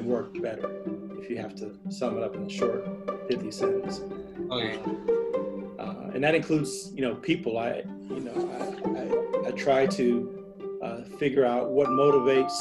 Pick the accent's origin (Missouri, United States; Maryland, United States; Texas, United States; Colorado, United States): Missouri, United States; St. Louis; now in Davis, United States; St. Louis, my hometown